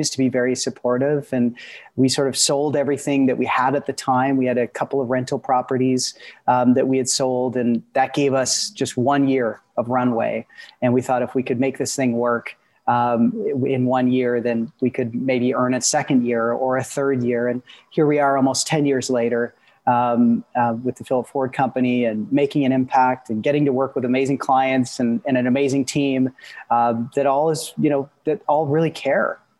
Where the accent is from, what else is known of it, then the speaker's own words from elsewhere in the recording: Peterborough, Ontario, Canada; also born or lived in Guelph, Ontario; I grew up in Peterborough, Ontario